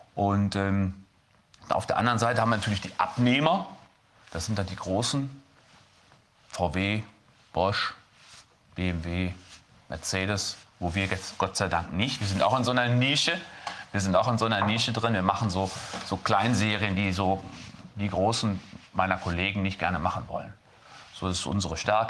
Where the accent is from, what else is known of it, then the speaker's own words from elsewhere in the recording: Lüdenscheid, North Rhine-Westphalia, Germany; ich komme aus Lüdenscheid, Stadt des Lichts